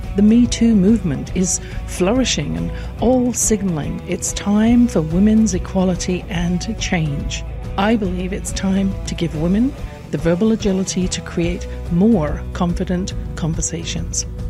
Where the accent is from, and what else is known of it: England, United Kingdom; born or raised there